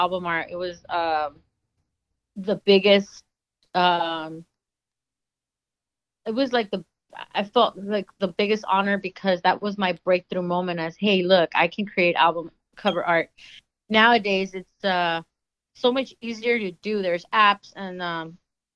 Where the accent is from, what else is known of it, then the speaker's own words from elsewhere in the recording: Los Angeles, California, United States; growing up in Los Angeles